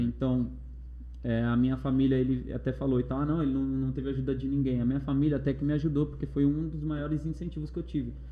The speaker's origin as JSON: {"language": "Portuguese", "town": "Mauá", "region": "São Paulo", "country": "Brazil", "also_born_or_lived": "Osasco", "said": "como eu sou de Mauá, eu falei assim, eu vou morar na rua não, é, longe do, do meu pessoal"}